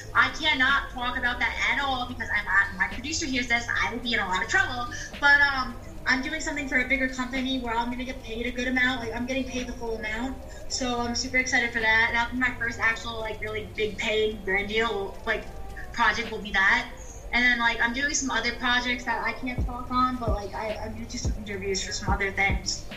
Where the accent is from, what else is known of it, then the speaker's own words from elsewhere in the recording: New York, United States; I'm from New York